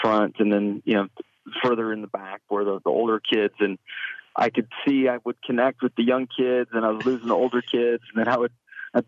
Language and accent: English; West Coast, United States; growing up on the West Coast like I did